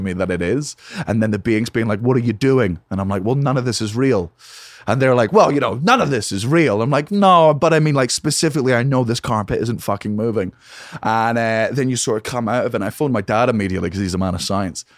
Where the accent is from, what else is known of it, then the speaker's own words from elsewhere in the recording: Fife, Scotland, United Kingdom; also born or lived in Edinburgh; I grew up in a place called Fife